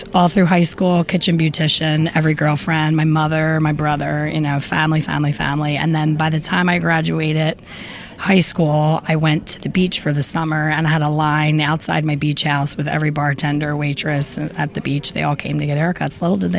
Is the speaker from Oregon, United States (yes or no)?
no; Philadelphia, Pennsylvania, United States; This is my hometown, Philly.